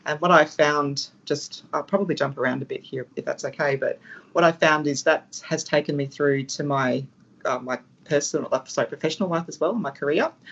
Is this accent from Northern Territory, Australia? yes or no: yes; Darwin, Northern Territory, Australia; my territory story started in the territory because I was born here in Darwin